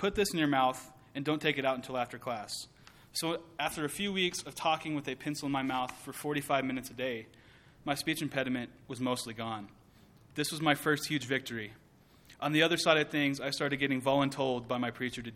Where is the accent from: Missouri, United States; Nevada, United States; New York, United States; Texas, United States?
Texas, United States; Merkel; also born or lived in Abilene, Texas; I was born in Abilene, Texas, and raised in the small town of Merkel